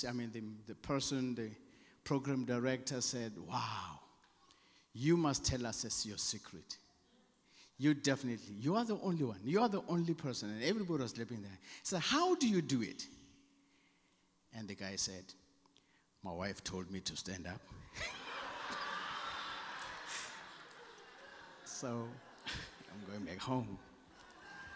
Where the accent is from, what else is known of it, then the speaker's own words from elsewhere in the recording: South Africa; accent: South African; my South African accent